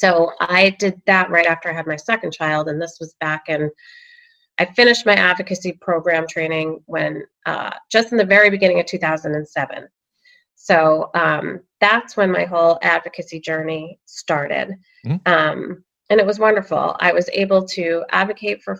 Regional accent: Sudbury, Massachusetts, United States; moved away as an adult; also born or lived in Alexandria, Virginia; I'm from Massachusetts. I'm from Sudbury, and it was wonderful growing up here

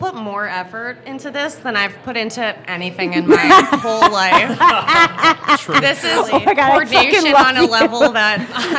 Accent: Boston, Massachusetts, United States; now in Brooklyn, United States; We grew up together in Boston.

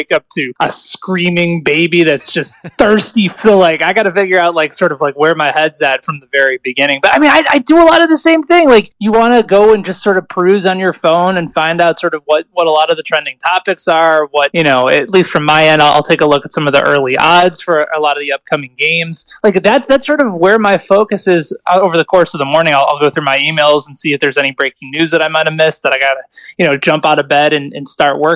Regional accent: outside of Chicago, Illinois, United States; now in Kansas City, United States; We had a high school radio station where I grew up outside of Chicago

